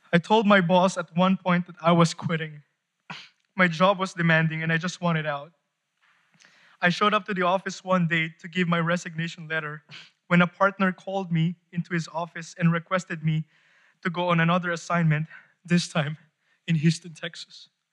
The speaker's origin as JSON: {"language": "English", "country": "Philippines", "said": "I am from the Philippines. Kababayan"}